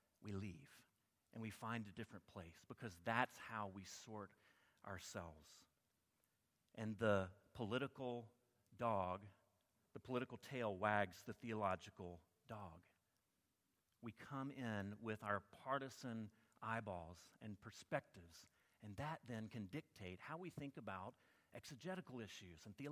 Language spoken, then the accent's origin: English; Alabama, United States; I grew up in Alabama